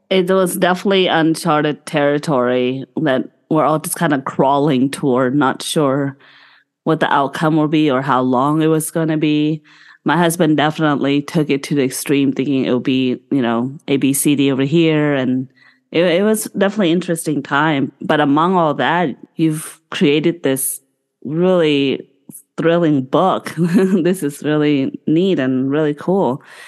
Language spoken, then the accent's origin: English; Bangkok, Thailand; moved away; he's in Bangkok, in which is my hometown